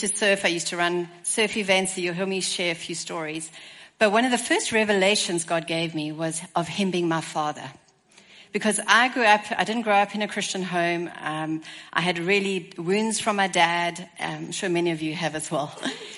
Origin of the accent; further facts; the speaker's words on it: Stellenbosch, Western Cape, South Africa; So I come from Stellenbosch, South Africa. As you can hear, my accent is a little different.